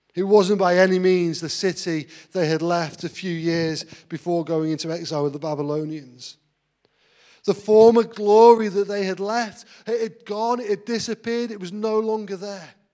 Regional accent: Grantham, East Midlands, United Kingdom; moved away as an adult; also born or lived in Manchester / Blackburn; now in Grantham, United Kingdom; I was actually brought up in Grantham. Uh, I lived there for 19 years, but at the age of 19, I moved away to Manchester

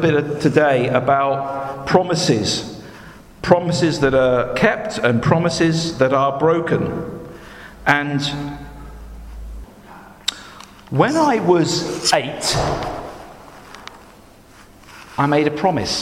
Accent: United Kingdom; I was born here

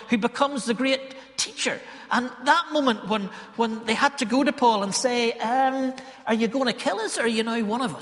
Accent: Ballymena, Northern Ireland, United Kingdom; accent: Ballymena; Ballymena folk are a bit like Galileans because we're, you know, our accent betrays us

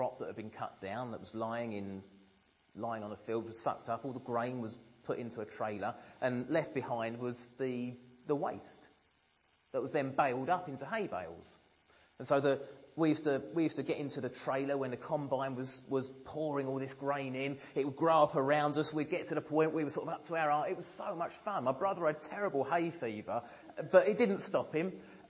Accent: Ramsden Heath, East of England, United Kingdom; I was brought up in Ramsden Heath, not far from here. Little village surrounded by fields, and most of my early childhood was spent out in those fields.

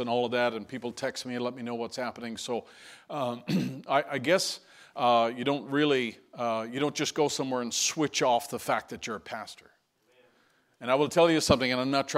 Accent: St. John's, Newfoundland and Labrador, Canada; moved away; out of St. John's, and you see that city listed in the news there. And that's my hometown

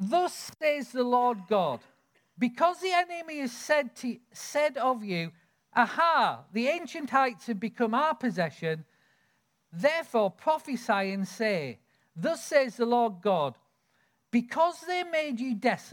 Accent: Lake District, North West England, United Kingdom; I grew up in the Lake District

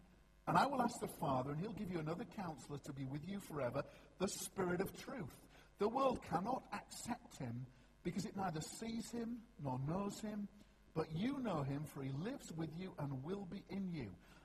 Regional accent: Yorkshire and the Humber, United Kingdom; I'm a Yorkshireman

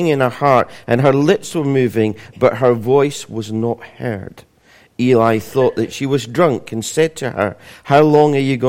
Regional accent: Scotland, United Kingdom; being Scottish

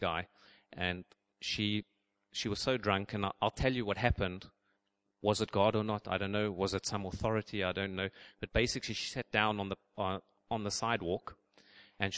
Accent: South Africa; moved away; I'm from South Africa, we call them pants.

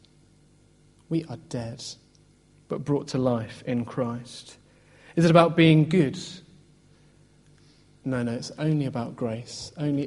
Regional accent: Oxford, South East England, United Kingdom; moved away as an adult; also born or lived in Birmingham; I grew up in Oxford, went to Birmingham, and sort of got stuck there

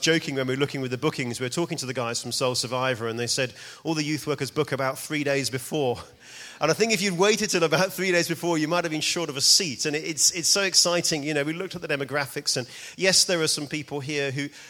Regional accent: New Malden, London, United Kingdom; moved away as an adult; now in Edinburgh, United Kingdom; I'm actually from around here. I'm from New Malden, just on the A3

